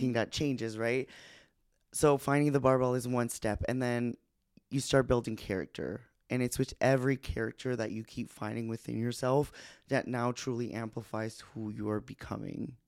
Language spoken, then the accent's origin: English; New Brunswick, Canada; born or raised there; moved away as an adult